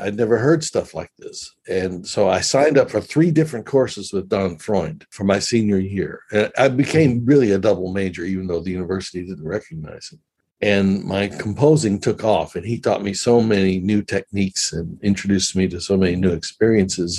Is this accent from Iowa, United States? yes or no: no; Memphis, Tennessee, United States; moved away as an adult; also born or lived in New Zealand / Israel; Memphis, Tennessee, which is my hometown